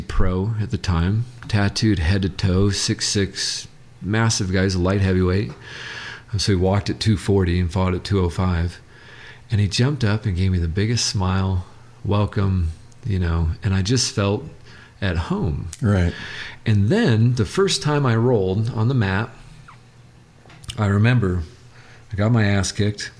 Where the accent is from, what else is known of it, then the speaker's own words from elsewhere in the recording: Southern California, United States; also born or lived in Kalamazoo, Michigan; I grew up in Southern California in a gang